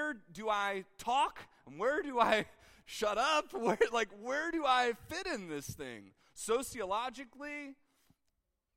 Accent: United States; an American in 2021 and still a Christian

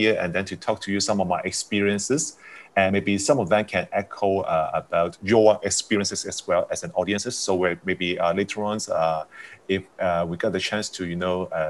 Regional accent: Hong Kong; I was coming from Hong Kong

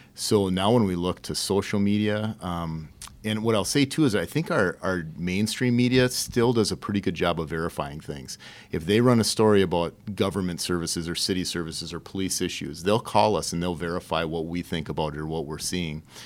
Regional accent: St. Cloud, Minnesota, United States; I grew up on the northeast side of St. Cloud

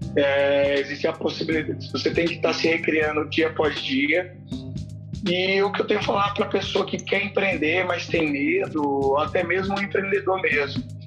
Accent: Pirenópolis, Goiás, Brazil; also born or lived in Brasília; now in Goiânia, Brazil; Eu sou natural, eu nasci em Brasília, mas logo depois mudei pra uma cidade chamada Pirenópolis, que é no interior de Goiás, e hoje moro em Goiânia há quinze anos

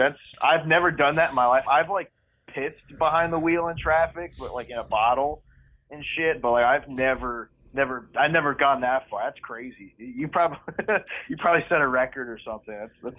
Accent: Deer Park, New York, United States; also born or lived in North Carolina; I grew up. I still live in the same place I grew up. I grew up in Deer Park, New York. I lived in North Carolina for about 6 months. But other than that, I've just been in Deer Park my whole life.

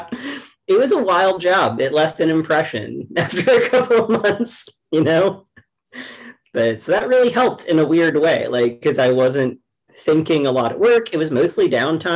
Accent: rural Kentucky, United States; I grew up in the South, so I'm from rural Kentucky

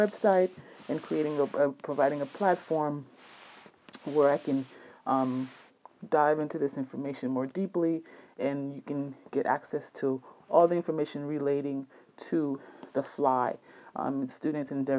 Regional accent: South Miami, Florida, United States; my background as an immigrant growing up in South Miami

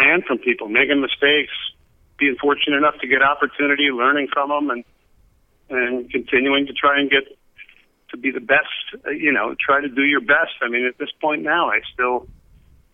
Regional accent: New Jersey, United States; I was a kid growing up in New Jersey

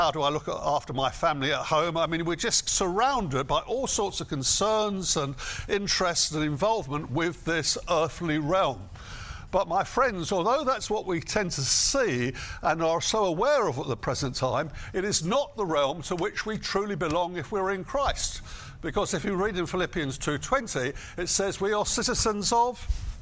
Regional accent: United Kingdom; I am a British citizen.

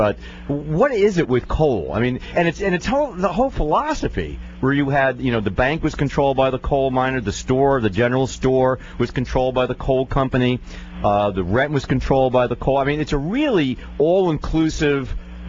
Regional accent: Northeast, United States; I come from the Northeast. I'm familiar with Pennsylvania.

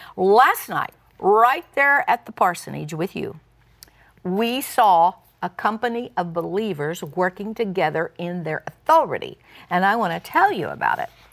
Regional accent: Tulsa, Oklahoma, United States; I was born in Tulsa and grew up around that area

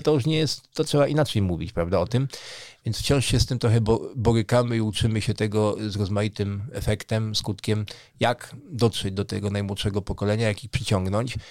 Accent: Warsaw, Masovian Voivodeship, Poland; now in Żywiec region, Poland; w moich rodzinnych stronach, czyli na przykład w Warszawie

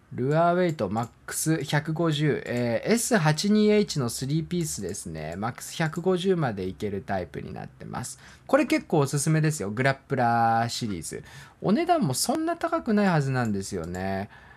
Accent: Hokkaido, Japan; moved away; also born or lived in Sapporo; 僕もね、あの、北海道出身で、ずっとね、あのー、札幌に住んでたんですけれども

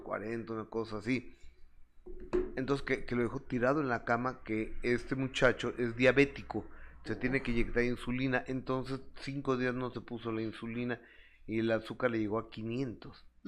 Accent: Mexico; yo soy mexicano

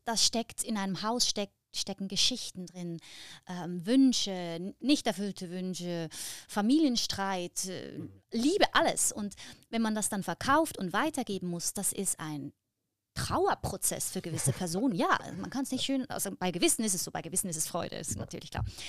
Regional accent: Lucerne, Switzerland; im Kanton Luzern, wo ich herkomme, gibt es viel Hochwasser

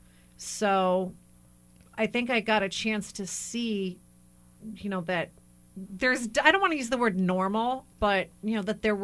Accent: New Jersey, United States; also born or lived in New Brunswick, New Jersey; I grew up for the most part in New Jersey.

